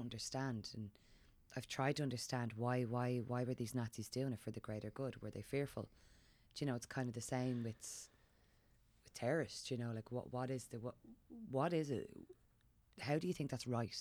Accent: Dublin, Leinster, Ireland; growing up in Dublin

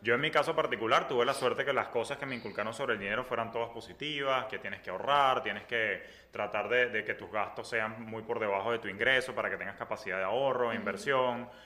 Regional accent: Venezuela; moved away as an adult; now in Miami, United States; nosotros como venezolanos venimos acostumbrados donde todo era fácil en nuestro país

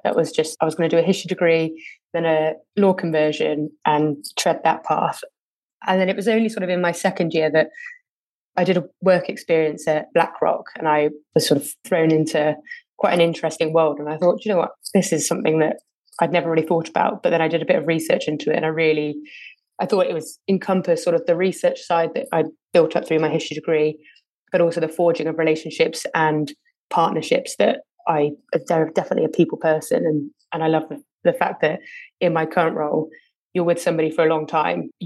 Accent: Winchcombe, South West England, United Kingdom; also born or lived in Lancaster; I grew up in the Cotswolds in quite a small little village called Winchcombe with my mum and my brother.

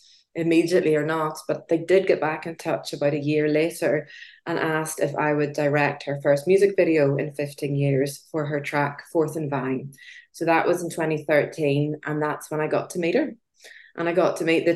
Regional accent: Belfast, Northern Ireland, United Kingdom; accent: Irish brogue; also born or lived in London; as you can probably hear by my Irish brogue, I'm born and bred in Belfast in Northern Ireland

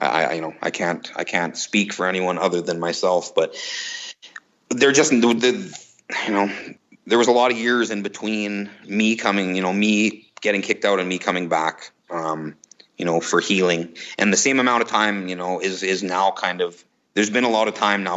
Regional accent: Canada; we're both Canadian kids. We both joined this American band.

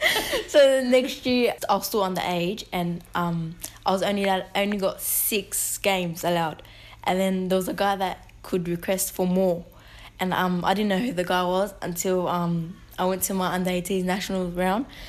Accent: Sydney, New South Wales, Australia; I'm known as a Muslim Lebanese from Western Sydney

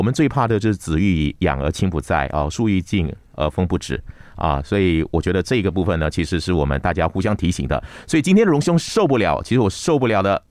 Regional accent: Malaysia; 我们马来西亚一个文化界的一个大佬

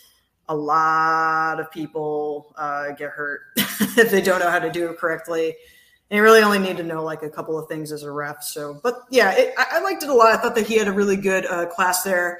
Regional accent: Connecticut, United States; also born or lived in Central Florida; now in Florida, United States; I come from Connecticut, currently reside in Central Florida.

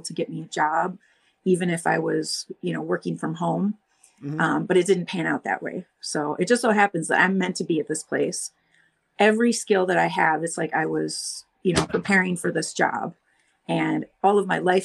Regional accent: Madison, Wisconsin, United States; also born or lived in Columbus / Florida; I've always wanted to leave Madison. Like it was, you know, my hometown

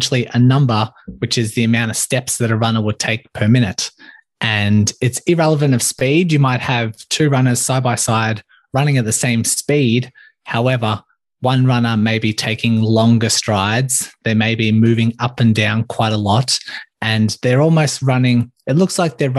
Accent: Melbourne, Victoria, Australia; born or raised there

